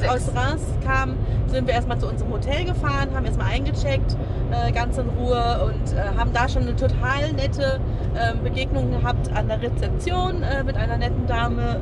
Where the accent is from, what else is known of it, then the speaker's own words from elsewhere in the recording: Germany; bei uns in Deutschland